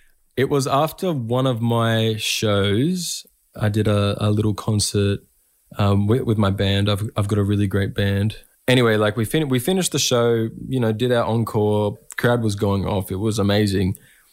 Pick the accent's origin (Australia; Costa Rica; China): Australia; Echuca, Victoria; Throughout my career, you know, my hometown and the communities surrounding my hometown and in regional Victoria have been huge supports, you know, in my journey.